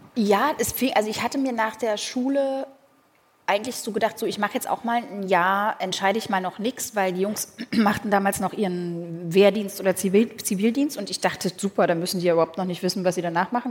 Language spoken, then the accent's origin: German; Berlin, Germany; ich bin tatsächlich in Pankow aufgewachsen